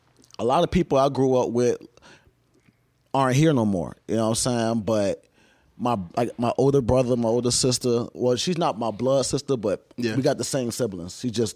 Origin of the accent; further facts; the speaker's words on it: Savannah, Georgia, United States; I grew up in Savannah, Georgia.